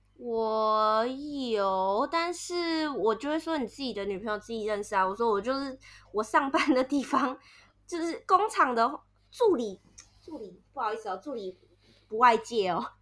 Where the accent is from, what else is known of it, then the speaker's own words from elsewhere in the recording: northern Taiwan, Taiwan; moved away as an adult; now in Vietnam; 因为我是北部人